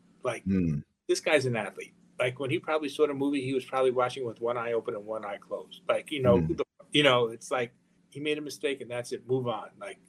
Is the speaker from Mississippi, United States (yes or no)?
no; Long Island, New York, United States; So I grew up in Long Island.